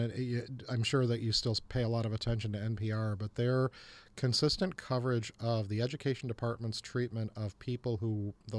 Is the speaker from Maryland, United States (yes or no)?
no; Illinois, United States; moved away; I'm from Illinois originally, yes.